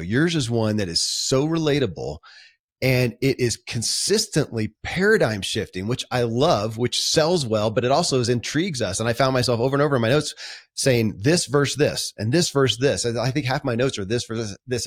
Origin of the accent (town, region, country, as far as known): Kentucky, United States; born or raised there